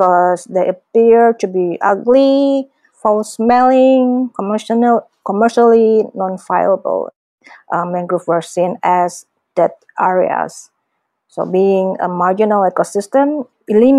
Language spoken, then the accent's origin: English; Indonesia; from Indonesia